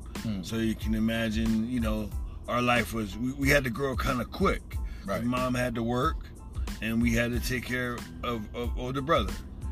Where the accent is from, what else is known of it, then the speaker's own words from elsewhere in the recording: New Jersey, United States; I'm from New Jersey, 45 years old